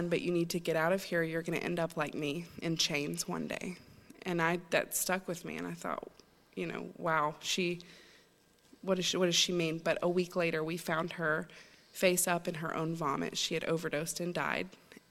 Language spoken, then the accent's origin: English; Chattanooga, Tennessee, United States; now in Maine, United States; I'm originally not from Maine. I'm from Chattanooga, Tennessee. And I grew up in a great Christian home